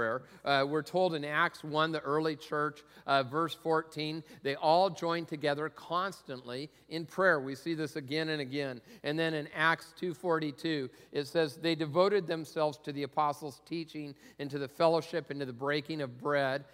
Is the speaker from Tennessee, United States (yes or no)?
no; Tacoma, Washington, United States; I grew up in Tacoma